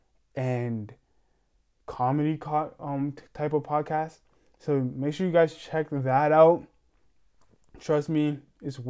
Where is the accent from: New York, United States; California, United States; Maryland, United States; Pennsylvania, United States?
New York, United States; I'm from straight from New York